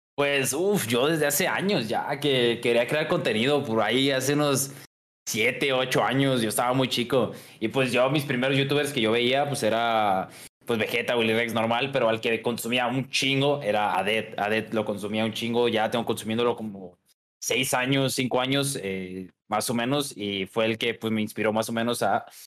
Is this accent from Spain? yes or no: no; Guadalajara, Jalisco, Mexico; nací en Guadalajara, aquí en, aquí en mi, mi ranchita